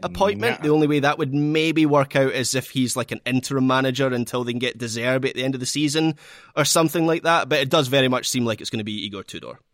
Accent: Scotland, United Kingdom; as a Scot

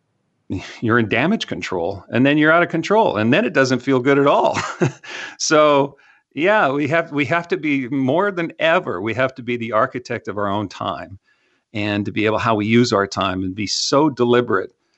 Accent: Canada; now in Texas, United States

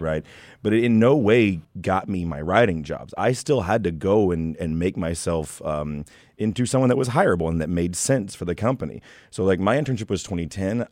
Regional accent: Texas, United States; moved away as an adult; also born or lived in Queens, New York; now in New York, United States; I'm not from here. I'm from Texas

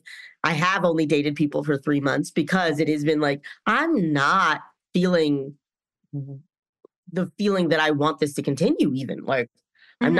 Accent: North Carolina, United States; moved away; I'm from North Carolina

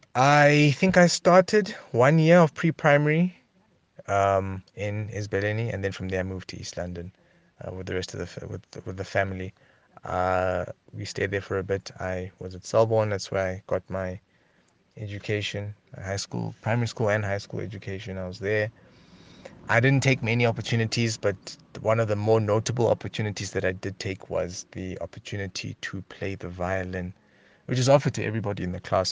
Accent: Lesotho; I was born in Missouri, um, in Lesotho, in Marijah Hospital, nineteen eighty-nine

